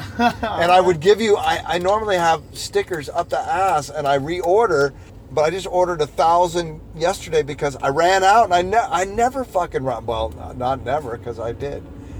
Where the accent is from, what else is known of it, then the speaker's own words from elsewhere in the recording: Los Angeles, California, United States; now in Oregon, United States; Raised in the valley, but I lived all over LA.